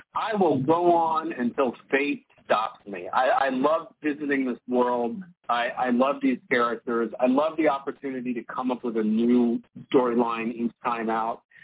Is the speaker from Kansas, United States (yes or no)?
no; New Orleans, Louisiana, United States; my neighborhood growing up in New Orleans